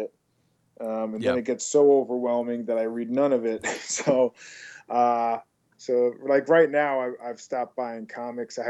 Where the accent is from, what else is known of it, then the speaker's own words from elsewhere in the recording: Long Island, New York, United States; now in Los Angeles, United States; I'm from Long Island